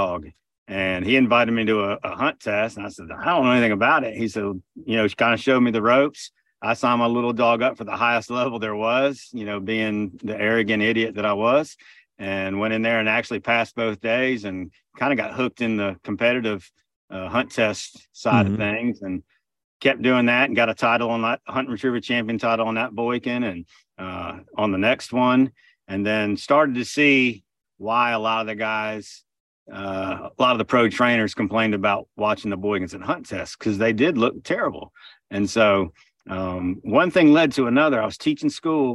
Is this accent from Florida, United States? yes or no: yes; Southwest Florida, United States; moved away as an adult; now in Northeast Georgia, United States; I grew up in Southwest Florida originally